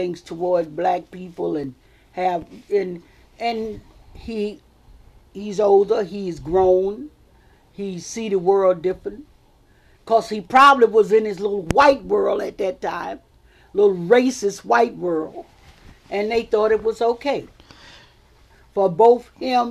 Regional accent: Richmond, Virginia, United States; I was born and raised in Richmond, Virginia

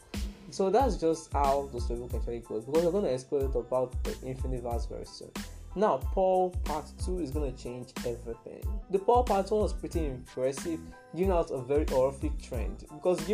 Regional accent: Nigeria; I'm also a Nigerian

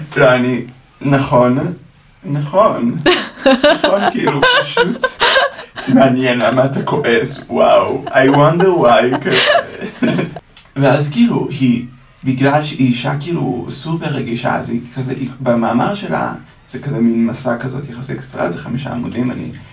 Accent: Ra'anana, Central District, Israel; גדלתי ברעננה להורים אשכנזים מאוד משכילים

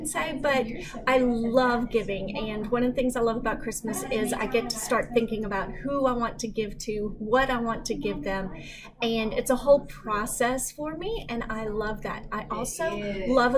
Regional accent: Baton Rouge, Louisiana, United States; also born or lived in Chicago, Illinois / Shreveport, Louisiana; I was born in Chicago, Illinois, and I was raised in Baton Rouge, Louisiana.

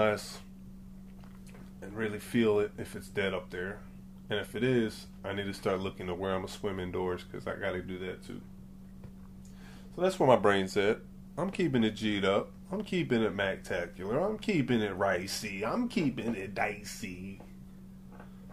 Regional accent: Atlanta, Georgia, United States; also born or lived in New York; I grew up in Atlanta. I was like, I've been here pretty much my whole life. From New York, but I grew up here. I've been here since very early, like 2.

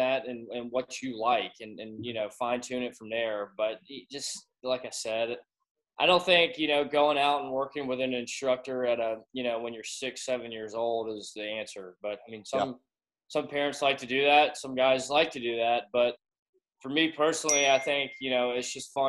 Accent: Augusta, Georgia, United States; I was born and raised in Augusta, Georgia.

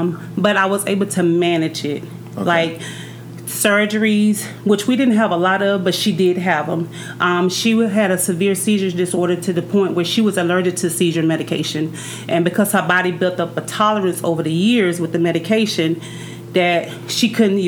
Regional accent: Alabama, United States; I'm actually from Alabama.

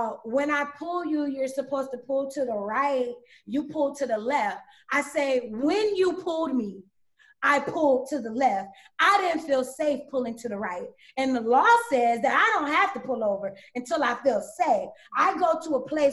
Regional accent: Rockledge, Florida, United States; I'm from Brevard County. You know, I'm from Florida

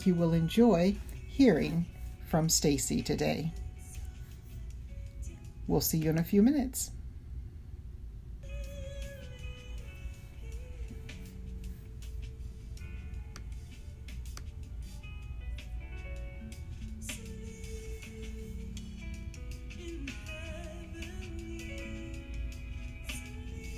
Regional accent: Mississippi, United States; I grew up in Mississippi

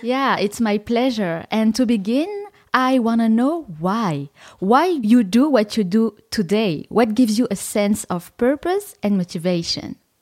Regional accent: Paris, Île-de-France, France; a Parisian girl

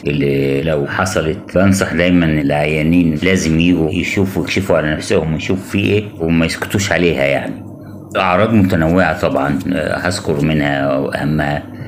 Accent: Egypt; عندنا في مصر

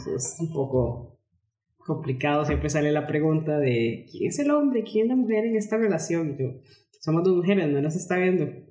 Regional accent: Costa Rica; yo soy costarricense.

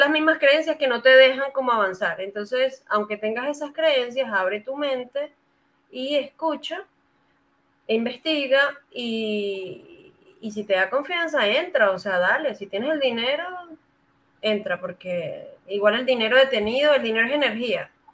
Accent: Venezuela; moved away as an adult; now in Santiago, Chile; soy venezolana, sí, ya tengo cinco años aquí en su hermoso país

